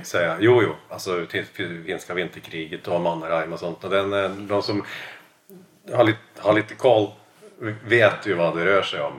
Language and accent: Swedish; Southern Norway, Norway; Swedish is a second language; now in Stockholm, Sweden; Jag är norsk, eller jag är norsk